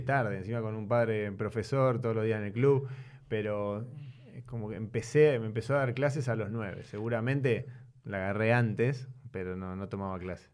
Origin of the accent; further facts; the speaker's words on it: Buenos Aires, Argentina; Yo nací en Buenos Aires. Eh, mi padre es croata, mi madre es argentina. Mm. Y nací por el lado de, Palermo, Belgrano